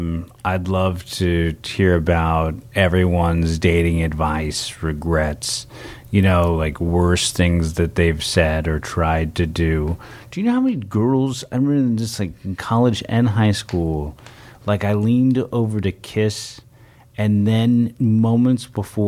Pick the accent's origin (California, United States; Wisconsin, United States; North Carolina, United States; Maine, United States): California, United States; San Francisco; Yeah, San Francisco.